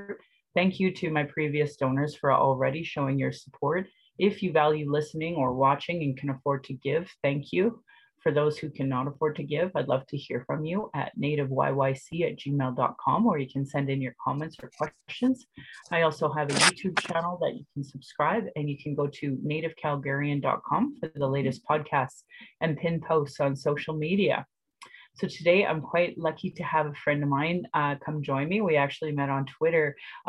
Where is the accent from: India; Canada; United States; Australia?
Canada; Calgary, Alberta; I was born here in Calgary or in Blackfoot.